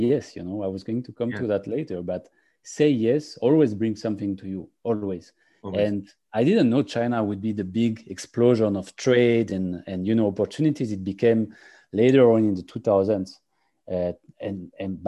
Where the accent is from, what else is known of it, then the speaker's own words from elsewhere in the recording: France; English is a second language; also born or lived in England; now in Cyprus; I'm French, and I actually, like all the stupid Frenchmen, I started learning English when I was like 14 or 15 years old.